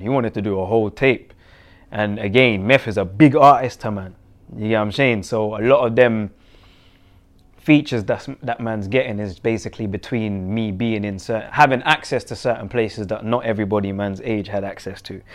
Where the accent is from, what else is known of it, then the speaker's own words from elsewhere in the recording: Jamaica; now in England; where I'm from and what comes with that, in terms of Jamaica